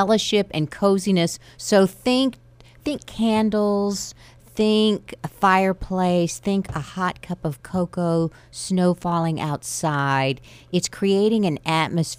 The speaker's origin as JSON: {"language": "English", "town": "Amarillo", "region": "Texas", "country": "United States", "said": "I'm from Amarillo"}